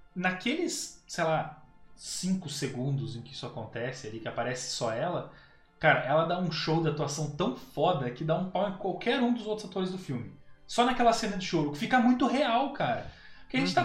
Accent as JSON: {"language": "Portuguese", "country": "Brazil", "said": "como brasileiro"}